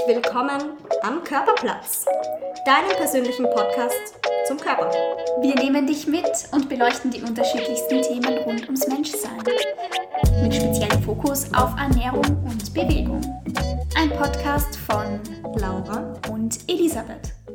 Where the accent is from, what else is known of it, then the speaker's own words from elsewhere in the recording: Graz-Umgebung, Styria, Austria; now in Graz, Austria; Graz-Umgebung. Ich bin, ich bin ein GUler